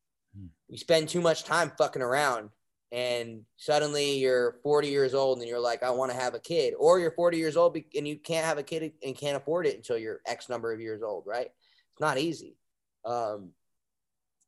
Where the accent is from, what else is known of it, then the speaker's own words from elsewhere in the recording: New Jersey, United States; now in Austin, United States; I'm just from New Jersey, so I talk like this